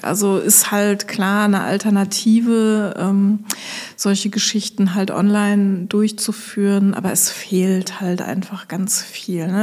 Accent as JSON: {"language": "German", "town": "Osnabrück", "region": "Lower Saxony", "country": "Germany", "tie": "born or raised there", "also_born_or_lived": "Koblenz", "moved": "as an adult", "lives_now": "Westerwald, Germany", "said": "ich komme gebürtig aus Osnabrück"}